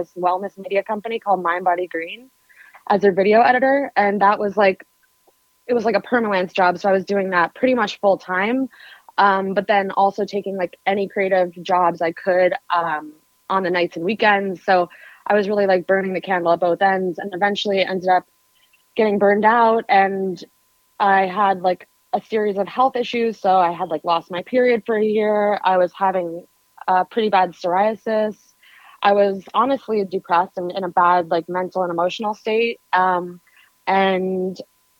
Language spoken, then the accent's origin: English; New York City, New York, United States; I was born and raised in New York City. Grew up to a bohemian family in Soho.